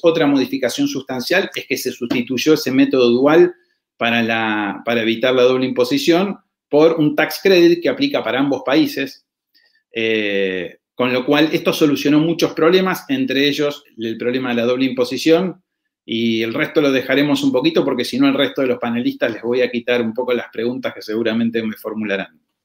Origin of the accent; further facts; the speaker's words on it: Argentina; yo como residente argentino